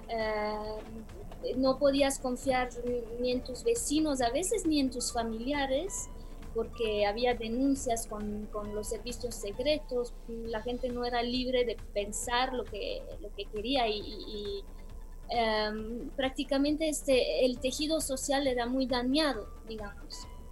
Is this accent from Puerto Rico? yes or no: no; Bucharest, Romania; moved away; also born or lived in Belgium / United States / Mexico; en mi país natal